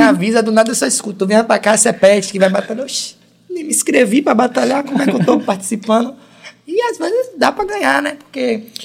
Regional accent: Brazil; eu sou da Estrada Velha

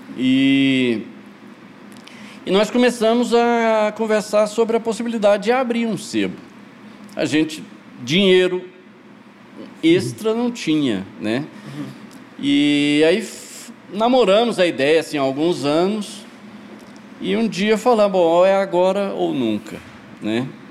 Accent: Goiás, Brazil; also born or lived in Goiânia; fui criado no interior, fui criado, eu nasci em Goiânia, mas mudei para minha família mudou para Goiás Velho eh, eu tinha quatro anos

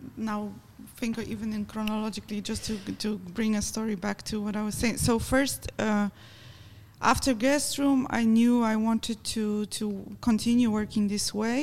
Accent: Poland; I come from Poland

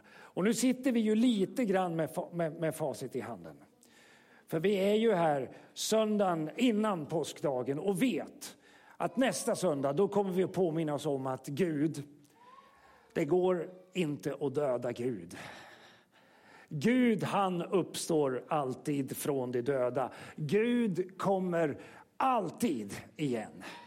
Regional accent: Sweden; som vi svenskar har gjort med, med, med vår egen religiösa historia

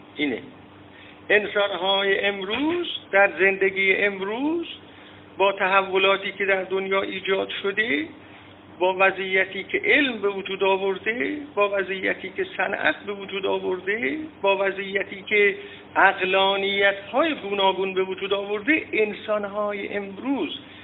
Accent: Iran; ما ایرانی ها در درجه اول یک سنت ایرانیت داریم

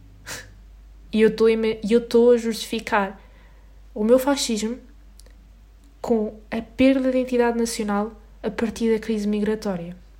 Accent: Portugal; nós somos portugueses e vivemos na Europa

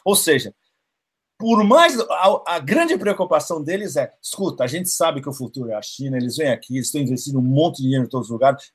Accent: São Paulo, Brazil; moved away; eu sou paulistano

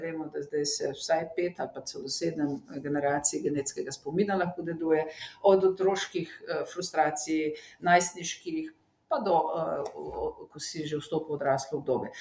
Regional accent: Slovenia

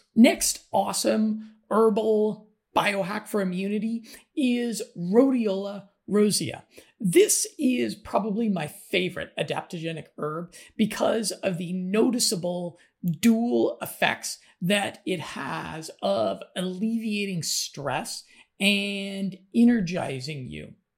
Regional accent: United States; moved away; I'm an American

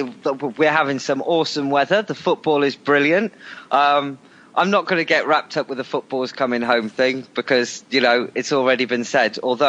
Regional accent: England, United Kingdom; because I'm English.

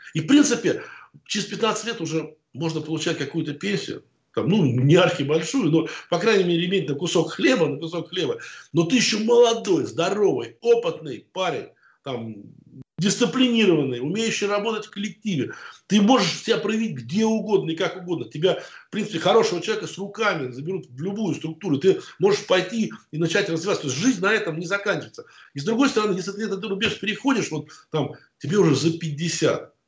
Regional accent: Moscow, Russia; also born or lived in Oryol / Chechnya; ни к Москве, в которой я родился, там, ни в Орле, в котором я учился

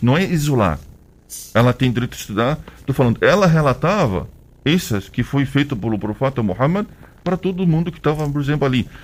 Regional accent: Egypt; Portuguese is a second language; moved away as an adult; now in Brazil; eu sou do Egito

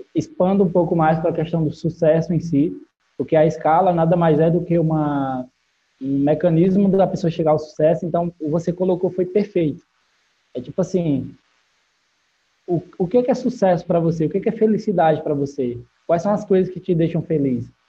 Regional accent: Barbalha, Ceará, Brazil; eu venho de uma cidade do interior do, do Ceará chamada Barbalha, é a cidade que eu vivi a maior parte da minha vida.

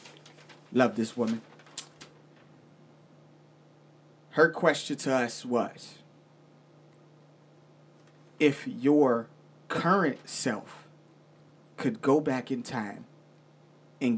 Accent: Virginia, United States; I'm from Virginia

